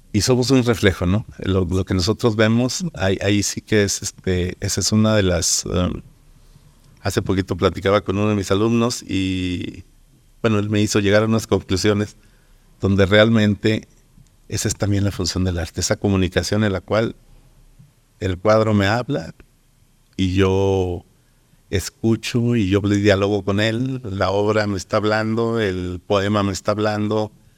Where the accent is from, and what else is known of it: Durango, Mexico